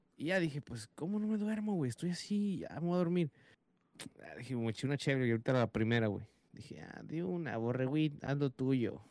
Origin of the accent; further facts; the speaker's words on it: United States; aquí en Estados Unidos, mi país natal, donde no, yo nací y crecí